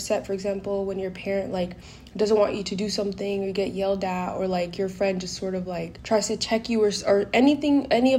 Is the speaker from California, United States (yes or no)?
yes; California, United States; also born or lived in Guinea; where I grew up in California